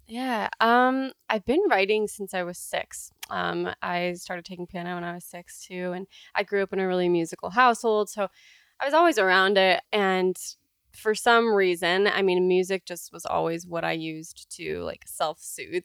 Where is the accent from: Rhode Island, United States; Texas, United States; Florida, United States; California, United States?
California, United States; also born or lived in Canada; I grew up in California, but in California. I'm half Canadian, and so I spent like three months of my whole life every single year there